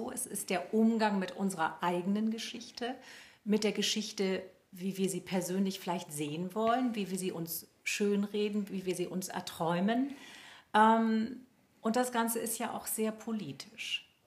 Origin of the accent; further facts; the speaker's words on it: West Germany, Germany; ich komme aus dem Westen